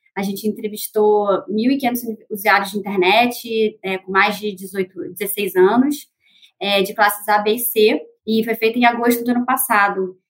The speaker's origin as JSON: {"language": "Portuguese", "region": "Rio de Janeiro", "country": "Brazil", "said": "sou carioca"}